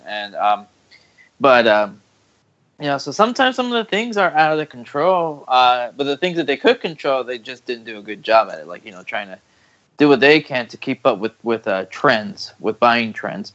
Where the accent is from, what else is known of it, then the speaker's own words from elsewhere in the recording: Texas, United States; my hometown in Texas